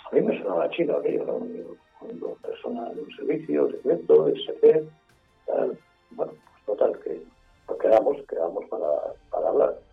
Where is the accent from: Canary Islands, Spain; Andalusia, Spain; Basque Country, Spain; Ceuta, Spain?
Basque Country, Spain; Eh, eh, soy vasco, con todos los apellidos vascos